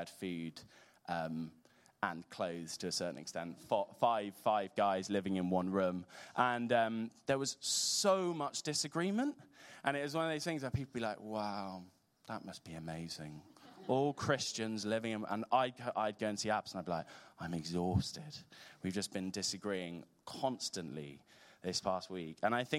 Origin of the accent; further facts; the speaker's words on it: North West England, United Kingdom; accent: Scouse; I find belonging with other Liverpool fans, as you can tell from my distinctly Scouse accent.